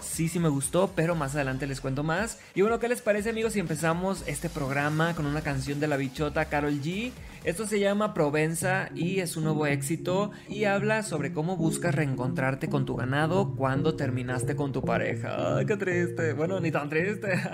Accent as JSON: {"language": "Spanish", "region": "Sinaloa", "country": "Mexico", "said": "yo soy TikToker sinaloense"}